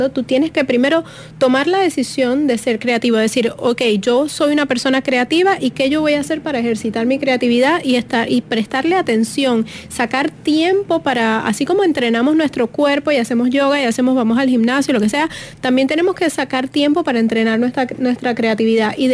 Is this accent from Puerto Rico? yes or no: yes; Puerto Rico; Yo quiero hablarlo otra vez así como puertorriqueña.